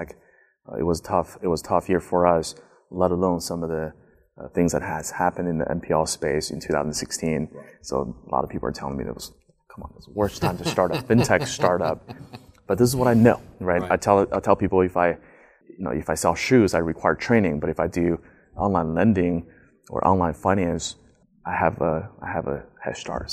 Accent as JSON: {"language": "English", "town": "San Francisco", "region": "California", "country": "United States", "tie": "born or raised there", "said": "I grew up in San Francisco in the late 90s and early 2000s."}